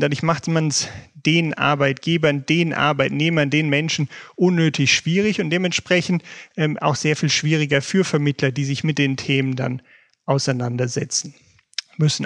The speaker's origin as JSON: {"language": "German", "country": "Germany", "said": "bei uns in Deutschland"}